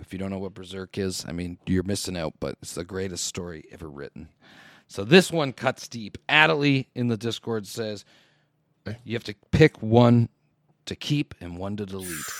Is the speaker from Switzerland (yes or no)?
no; Canada; I'm a Canadian